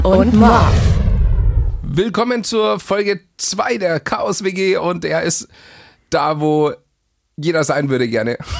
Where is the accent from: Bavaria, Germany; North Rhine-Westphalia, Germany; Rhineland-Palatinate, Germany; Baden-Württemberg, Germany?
Bavaria, Germany; als Bayer